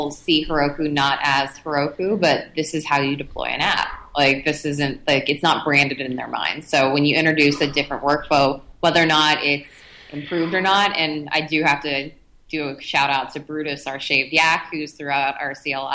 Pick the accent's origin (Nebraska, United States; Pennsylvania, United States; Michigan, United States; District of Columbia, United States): Pennsylvania, United States; Pittsburgh; then you know the ongoing joke is that I'm from Philly because no one in California knows what Pittsburgh is. So yeah. if I'm from Pennsylvania, I must be from Philly.